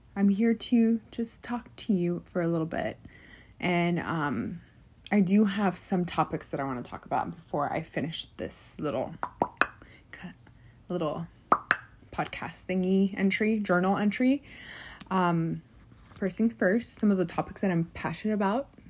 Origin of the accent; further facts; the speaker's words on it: United States; being college educated and being Mexican American